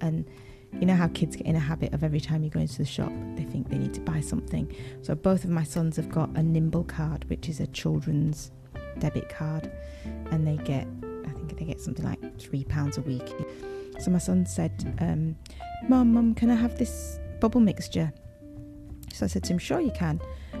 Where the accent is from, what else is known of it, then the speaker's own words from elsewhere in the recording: Leeds, Yorkshire and the Humber, United Kingdom; moved away; growing up in Yorkshire, in Leeds